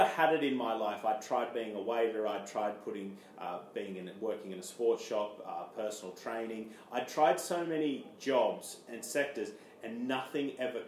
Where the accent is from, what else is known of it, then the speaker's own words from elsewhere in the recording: Armidale, New South Wales, Australia; moved away as an adult; now in London, United Kingdom; I'm from Australia, a small town called Armidale in New South Wales, which is a small country town.